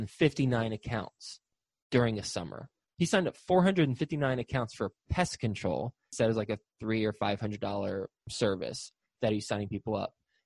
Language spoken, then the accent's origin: English; Texas, United States; also born or lived in Flint, Michigan; I was born in Flint, Michigan, grew up in Texas, but born in Flint, Michigan